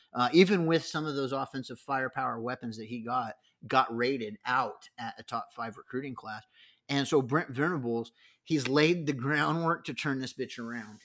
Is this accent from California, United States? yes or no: yes; San Diego, California, United States; moved away; I grew up in San Diego